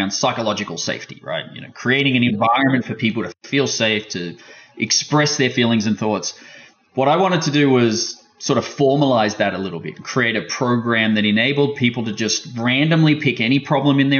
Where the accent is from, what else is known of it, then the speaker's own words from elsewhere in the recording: Australia; being Australian